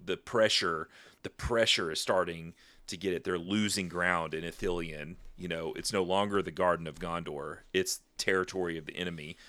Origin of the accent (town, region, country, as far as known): United States